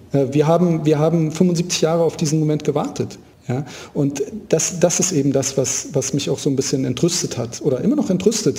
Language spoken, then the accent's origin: German; Berlin, Germany; Ich, ich bin gebürtiger Berliner. Ich habe mein ganzes Leben hier verbracht